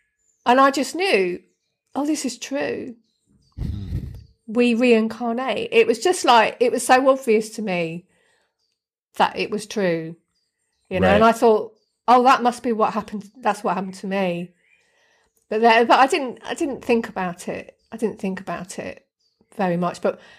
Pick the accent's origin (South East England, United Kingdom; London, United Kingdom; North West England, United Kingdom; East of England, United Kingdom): South East England, United Kingdom; Deal; when I was a kid, I grew up on the Kent coast in a little town called Deal, which is just down the road from Dover and Folkestone